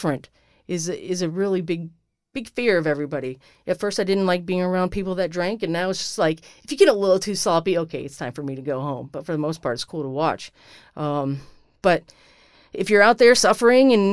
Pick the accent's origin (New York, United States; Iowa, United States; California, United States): Iowa, United States; moved away; growing up in Iowa and being in the Army